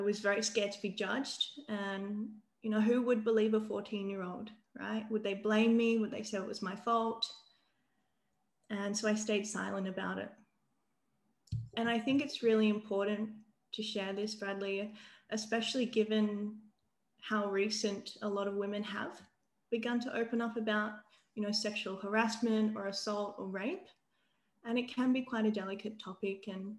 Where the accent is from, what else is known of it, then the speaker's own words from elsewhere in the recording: Adelaide, South Australia, Australia; moved away as an adult; now in Sydney, Australia; I'm from Adelaide, and I grew up there